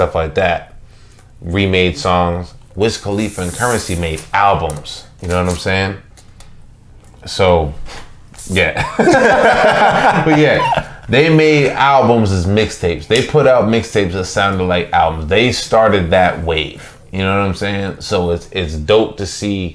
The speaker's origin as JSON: {"language": "English", "town": "Nashville", "region": "Tennessee", "country": "United States", "tie": "born or raised there", "said": "I'm from Nashville"}